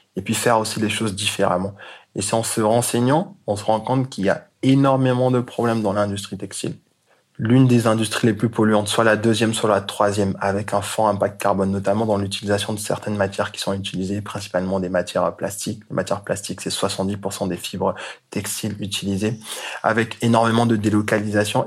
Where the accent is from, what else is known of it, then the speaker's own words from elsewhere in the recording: Côte d’Ivoire; moved away; also born or lived in Congo; je suis euh, du Congo, mais j'ai grandi en Côte d'Ivoire